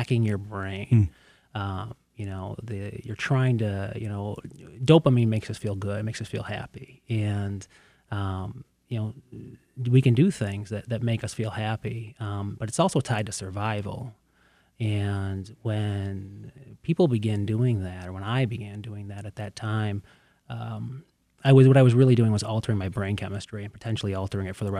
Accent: Canton, Michigan, United States; also born or lived in Plymouth Township, Michigan; I grew up in the Plymouth-Canton community

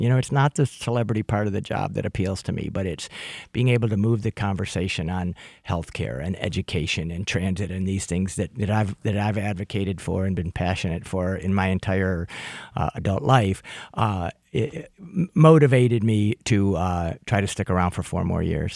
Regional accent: St. Clair Shores, Michigan, United States; now in Oakland County, United States; I grew up in Macomb County. People don't always know that I grew up in St. Clair Shore

